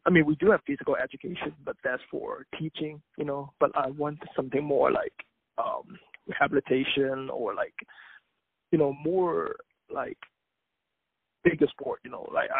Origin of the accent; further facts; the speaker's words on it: Hong Kong; we don't call ourselves Chinese. We prefer telling people, I'm a Hong Konger or I'm from Hong Kong.